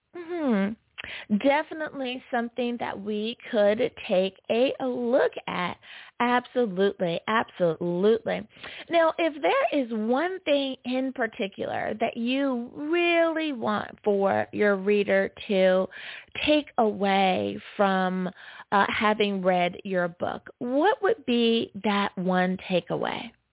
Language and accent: English; United States; my home country, US of A.